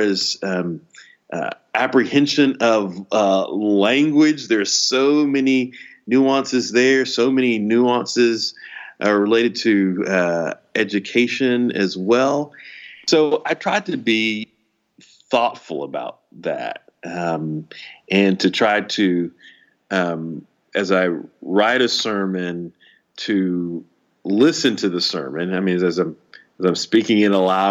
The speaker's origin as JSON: {"language": "English", "town": "Houston", "region": "Texas", "country": "United States", "tie": "born or raised there", "said": "when I was a baby, my parents moved us from inner city Houston to the suburbs of North Houston"}